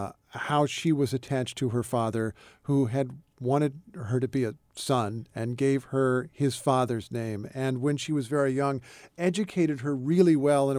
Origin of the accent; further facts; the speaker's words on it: Indiana, United States; I grew up in Indiana, yeah, which was the Old West at one time.